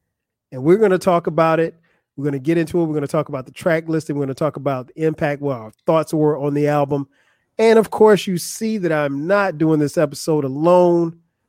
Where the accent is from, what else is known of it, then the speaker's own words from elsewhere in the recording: Florence, South Carolina, United States; Ray's record store in my hometown of Florence, South Carolina